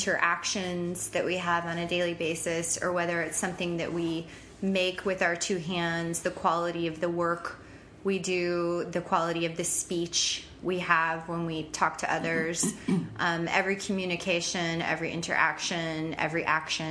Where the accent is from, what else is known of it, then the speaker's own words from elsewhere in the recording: Tampa, Florida, United States; moved away as an adult; also born or lived in Paris, France; I am from Tampa originally. I was born in Seminole Heights.